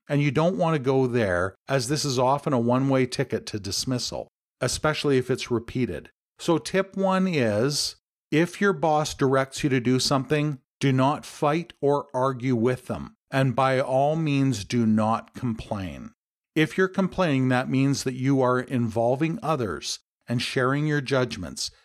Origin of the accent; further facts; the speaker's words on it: Canada; my home country